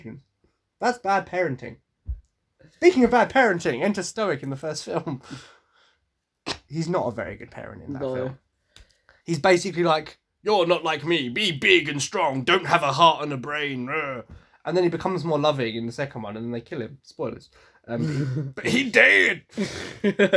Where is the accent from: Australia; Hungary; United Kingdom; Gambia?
United Kingdom; Essex, East of England; I am from Essex, despite how hard I try to hide my accent